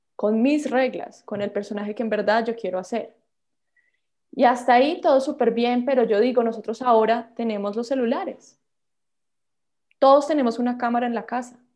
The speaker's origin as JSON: {"language": "Spanish", "country": "Colombia", "also_born_or_lived": "Los Angeles, United States", "moved": "as an adult", "said": "como colombiana"}